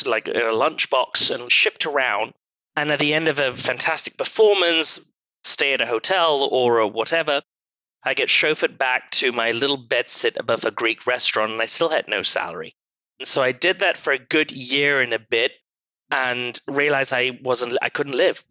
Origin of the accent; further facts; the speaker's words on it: Malaysia; moved away as an adult; also born or lived in London; now in United States; I was born and brought up in Malaysia to very Asian, Middle Eastern parents.